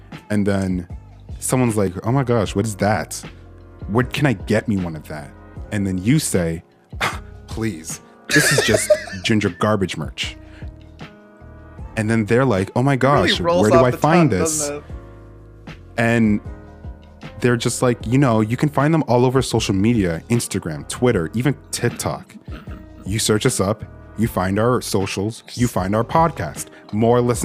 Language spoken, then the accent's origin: English; Canada; I am Canadian